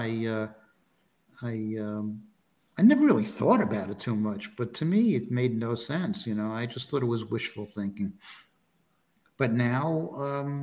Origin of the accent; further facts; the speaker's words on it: New York City, New York, United States; moved away as an adult; now in Florida, United States; I grew up in Brooklyn. I didn't have any of that crap, you know. Now I went to Tilden High School. I lived in the Flatbush area